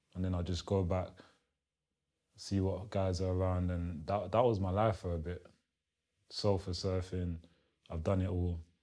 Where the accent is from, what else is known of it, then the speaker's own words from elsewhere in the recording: London, United Kingdom; English is a second language; also born or lived in Kinshasa, Democratic Republic of the Congo; I'm from Congo, Kinshasa, born, raised in London, Southeast Lewisham